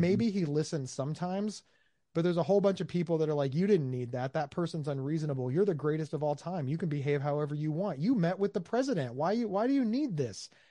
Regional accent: United States; I'm from America

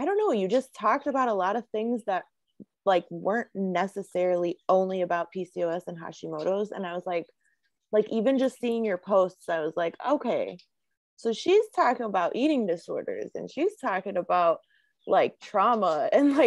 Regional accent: Chicago, Illinois, United States; I'm from Chicago

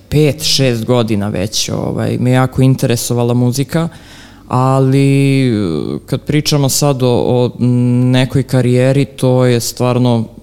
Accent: Belgrade, Serbia; pa živim u Ripnju, to je otprilike nekih 4-5 km ispod Avale i u suštini prema poslednjem popisu Ripanj je bio, mislim, drugo najveće selo u Srbiji. Tako da, mm, ne znam, odrastao sam nekim poluseoskim životom

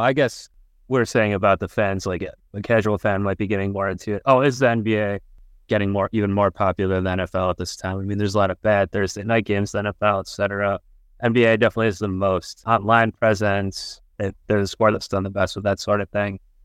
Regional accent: Ohio, United States; I'm from Ohio

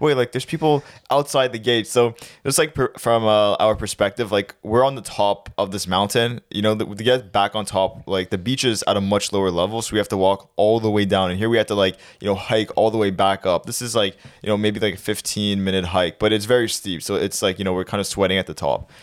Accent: Canada; we're from Canada

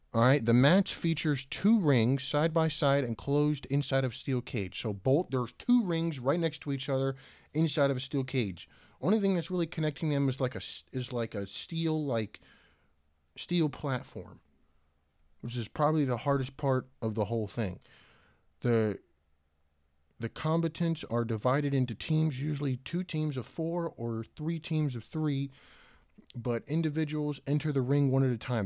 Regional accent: Richmond, Virginia, United States; I was born in Richmond, Virginia

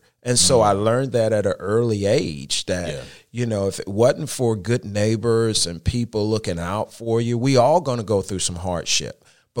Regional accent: Charlotte, North Carolina, United States; I am originally from Charlotte, and I grew up in a part of Charlotte called Brooklyn.

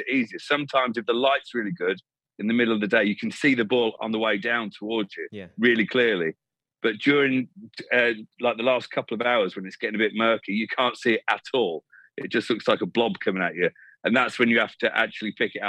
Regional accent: England, United Kingdom; growing up in England

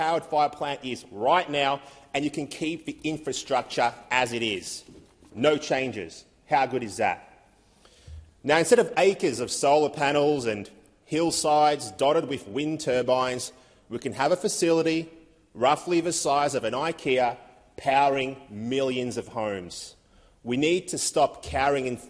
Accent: Victoria, Australia; my home state of Victoria

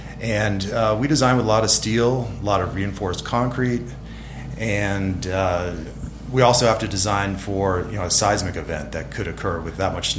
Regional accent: Stowe, Vermont, United States; moved away as an adult; Yes, well, I came out from Stowe, Vermont, and we have a lot of light snow out there. So I wanted to head west and see, you know, some of the deep snow out in the Tahoe area.

